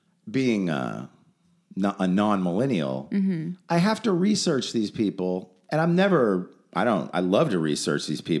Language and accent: English; Los Angeles, California, United States; I grew up in Hollywood